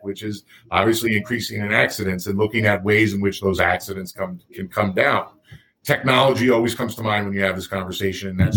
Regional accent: United States; I'm from the States, so I use miles mm-hmm. per hour.

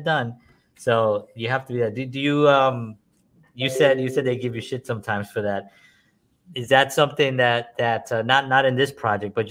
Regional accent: New York, United States; now in Nashville, United States; I'm from New York, so I had a Metro card and I took the subway for a minute.

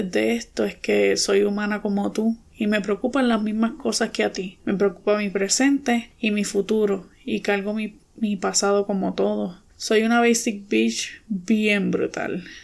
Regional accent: Puerto Rico; tengo 28 años y nací y me crié en Puerto Rico.

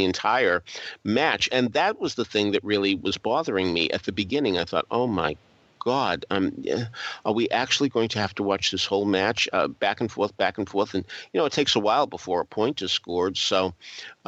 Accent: New England, United States; as a New Englander

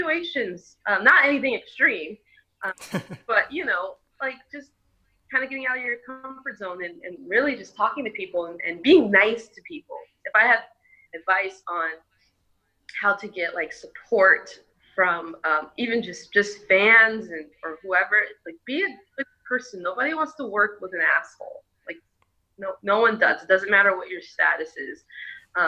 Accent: Seattle, Washington, United States; we were born and raised in Seattle

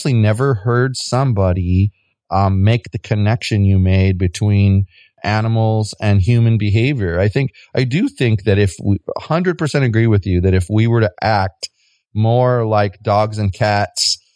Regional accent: United States; I'm from the United States

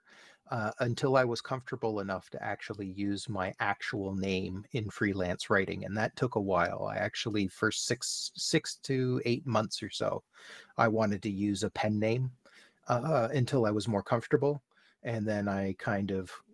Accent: Canada; here in Canada, because I am Canadian

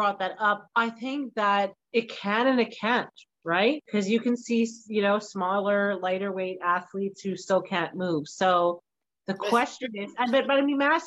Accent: Scotland, United Kingdom; I'm Scottish

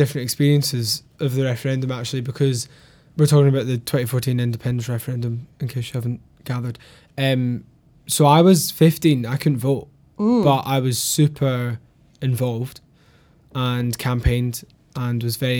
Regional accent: Glasgow, Scotland, United Kingdom; growing up in Glasgow, like, the amount of time I spent wandering through the merchant city

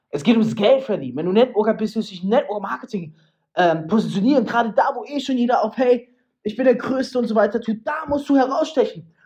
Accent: Freiburg, Baden-Württemberg, Germany; hey, in Deutschland, in Freiburg im Preisgott, zack, in dem Ort, wo ich herkomme.

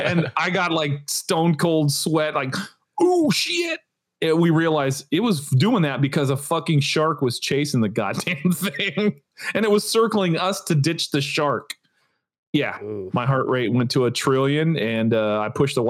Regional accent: California, United States; moved away as an adult; now in Florida, United States; growing up in California

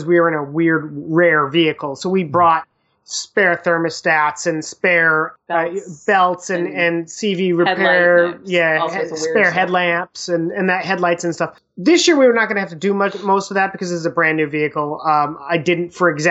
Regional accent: Midwest, United States; we grew up in the Midwest

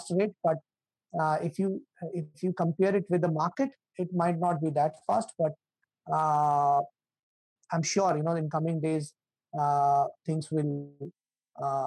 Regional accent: India; I'm from India

